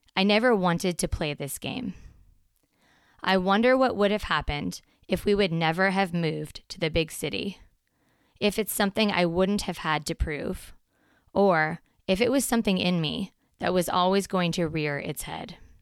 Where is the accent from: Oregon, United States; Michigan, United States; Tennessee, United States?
Oregon, United States; Portland; Since fourth grade, when we moved to Portland from Southern Oregon